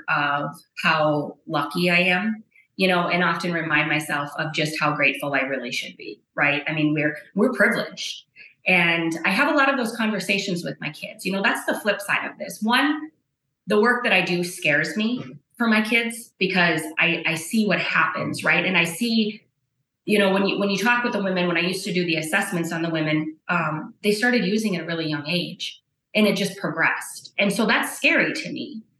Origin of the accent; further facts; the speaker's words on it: Bowman County, North Dakota, United States; growing up in Bowman County